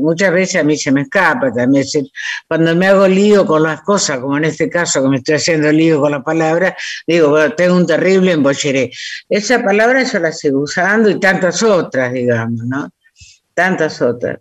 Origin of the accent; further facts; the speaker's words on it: Villaguay, Entre Ríos, Argentina; soy de Villaguay